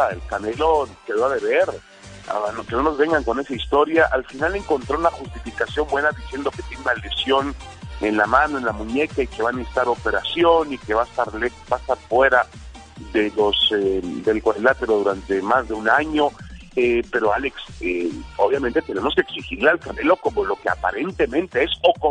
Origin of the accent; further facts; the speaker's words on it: Mexico; ya sabes cómo somos los mexicanos de tercos